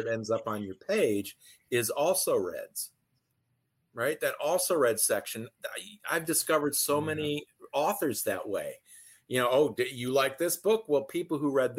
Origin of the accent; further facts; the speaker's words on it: Detroit, Michigan, United States; I'm from the Detroit area